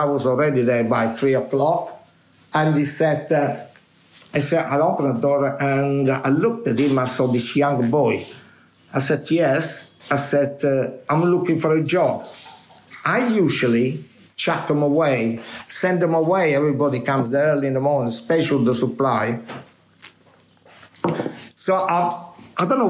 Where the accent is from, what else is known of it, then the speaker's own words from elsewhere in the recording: Minori, Campania, Italy; English is a second language; moved away as an adult; now in London, United Kingdom; When I was in my hometown in Minori